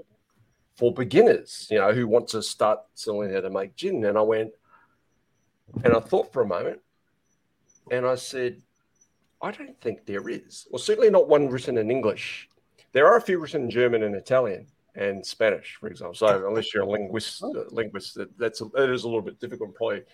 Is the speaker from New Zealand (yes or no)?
yes; North Island, New Zealand; I'm originally from the North Island, so that's my patch as such.